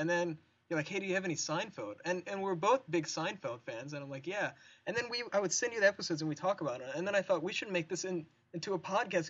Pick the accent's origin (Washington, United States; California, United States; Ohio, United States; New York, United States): Ohio, United States; Cincinnati; moved away as an adult; now in West Lafayette, United States; We're from the Cincinnati area originally